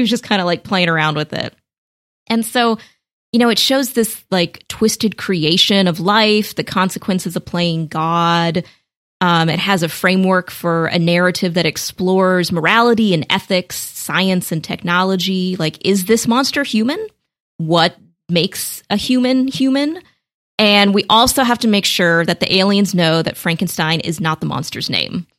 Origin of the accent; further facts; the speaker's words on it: United States; as an American